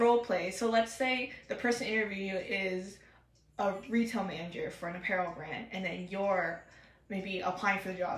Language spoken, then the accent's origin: English; Pacific Northwest, Oregon, United States; also born or lived in Seattle; I'm from the Pacific Northwest. Been grown and raised here my whole life. I've only moved once to Seattle, and then, you know, I had to come back to Oregon